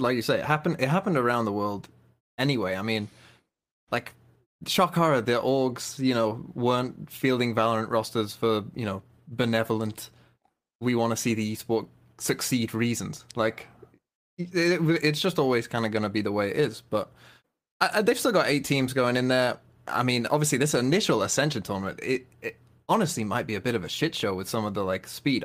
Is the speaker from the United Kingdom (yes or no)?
yes; United Kingdom; also born or lived in Wolverhampton area; as a British person who lives fairly close to Wolves